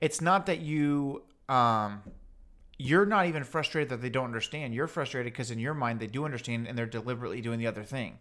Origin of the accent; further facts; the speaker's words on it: Houston, Texas, United States; we're obviously from Houston, Texas